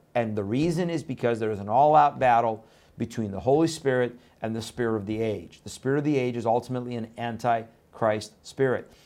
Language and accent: English; Iran; moved away; I was born in Iran